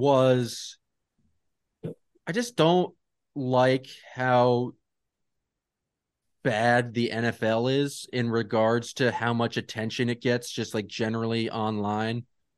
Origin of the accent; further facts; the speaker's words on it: Watertown, Massachusetts, United States; I grew up in Watertown, Massachusetts.